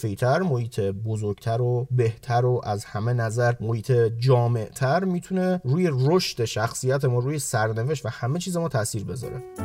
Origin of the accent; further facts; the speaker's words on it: Iran; منی که تو ایران به دنیا اومدم